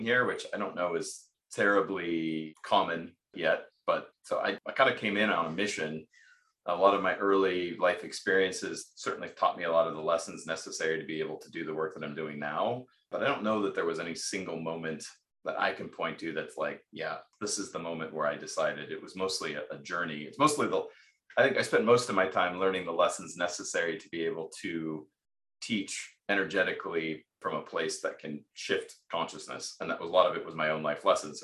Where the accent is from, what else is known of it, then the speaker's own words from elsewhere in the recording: Pacific Northwest, United States; I grew up in the Pacific Northwest.